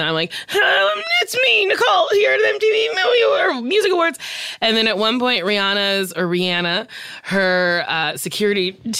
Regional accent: Barbados; We're both from Barbados.

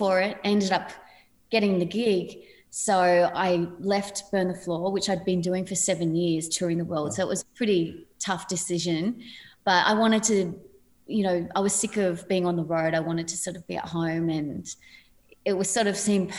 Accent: Padstow Heights, New South Wales, Australia; I come from Padstow Heights, which is a pretty small place

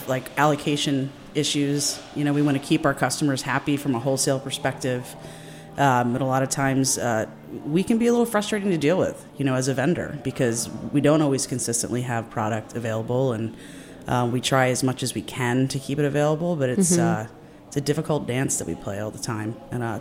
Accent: Silver Spring, Maryland, United States; I was actually born and raised in Silver Spring

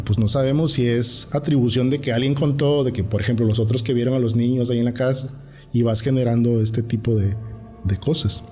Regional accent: Tierra Blanca, Veracruz, Mexico; now in Tuxtepec, Mexico; nosotros crecimos en Tierra Blanca

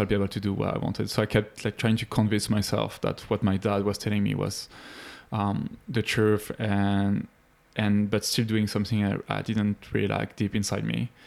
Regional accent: Paris, Île-de-France, France; moved away; I'm from France. Grew up in Paris, near Paris

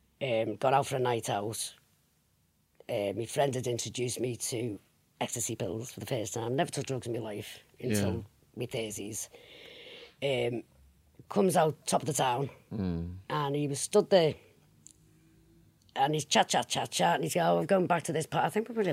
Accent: Liverpool, North West England, United Kingdom; accent: Scouse; I'm from Wavertree originally.

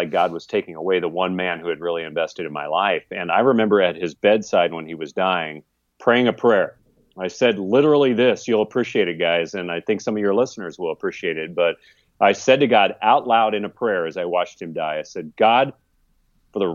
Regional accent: California, United States; I just had a tragic train wreck of a family growing up in California

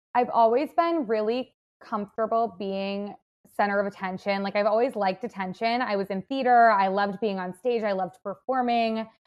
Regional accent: Madison, Wisconsin, United States; now in Chicago, United States; I'm from Wisconsin and not from, like, a super small town, I'm from Madison

